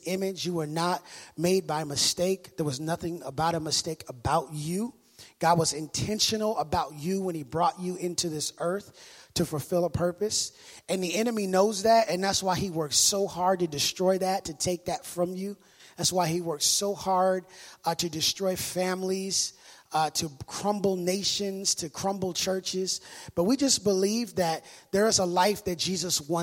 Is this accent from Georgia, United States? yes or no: no; Minneapolis, Minnesota, United States; moved away; I'm from Minneapolis, Minnesota